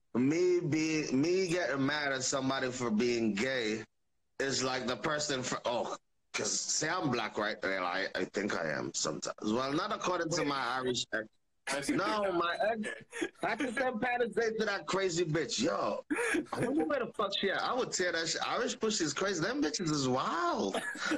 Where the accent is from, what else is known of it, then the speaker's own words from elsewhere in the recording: Jamaica; I'm Jamaican.